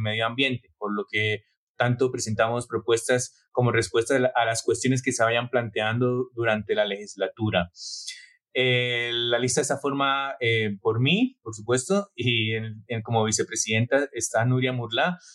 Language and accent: Spanish; Bucaramanga, Santander, Colombia; moved away as an adult; also born or lived in Basque Country, Spain; now in Barcelona, Spain; Yo provengo de una familia de clase media de Bucaramanga y emigré primero al País Vasco y después a Cataluña para estudiar y buscar nuevas oportunidades.